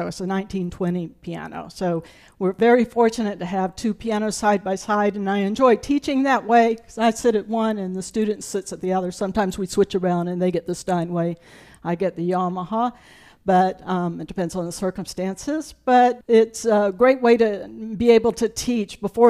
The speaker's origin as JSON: {"language": "English", "town": "Burton", "region": "South Carolina", "country": "United States", "tie": "born or raised there", "said": "I grew up in the Low Country of South Carolina. Up until the time I was in first grade, we lived in the town of Burton."}